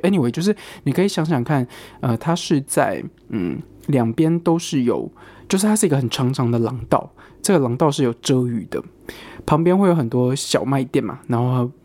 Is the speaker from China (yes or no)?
no; Taiwan; now in United Kingdom; 我是台湾人，然后我室友是中国人，我说他从中国来这样，我说我从台湾来